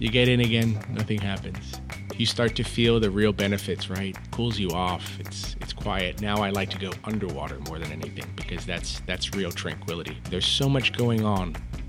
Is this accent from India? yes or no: no; Sydney, New South Wales, Australia; I grew up in Sydney, in Australia.